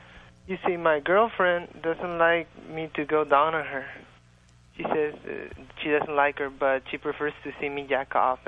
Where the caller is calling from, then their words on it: Tijuana, Baja California, Mexico; I'm calling down from Tijuana.